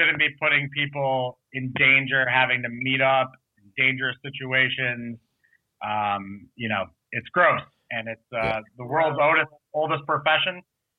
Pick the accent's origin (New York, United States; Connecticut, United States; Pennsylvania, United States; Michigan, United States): Michigan, United States; now in New Jersey, United States; we're from Michigan originally.